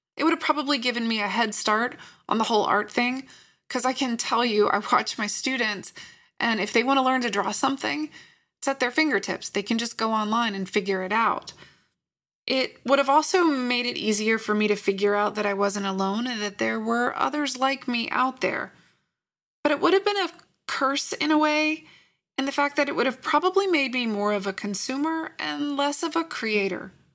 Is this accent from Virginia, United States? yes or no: yes; Lynchburg, Virginia, United States; I grew up in Lynchburg, Virginia